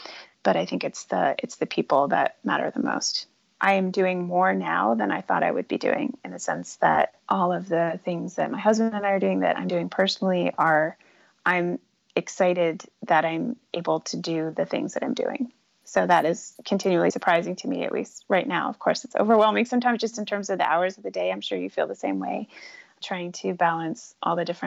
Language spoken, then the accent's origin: English; United States; as an American, as a woman